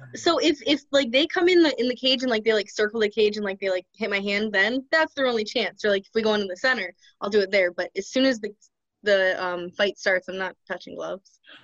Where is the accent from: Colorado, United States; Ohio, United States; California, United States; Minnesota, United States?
Ohio, United States; now in Michigan, United States; from Ohio, but I live in Michigan at the moment.